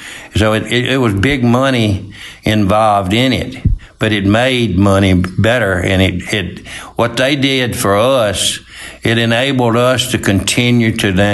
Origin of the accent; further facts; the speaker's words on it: Water Valley, Mississippi, United States; I graduated from high school in Water Valley. We had a big chicken processing plant there